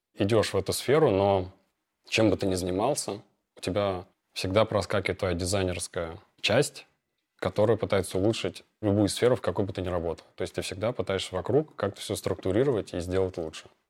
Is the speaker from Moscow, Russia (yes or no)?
yes; Moscow, Russia; Родился я в Москве, окончил лицей с красным дипломом по радиоэлектронике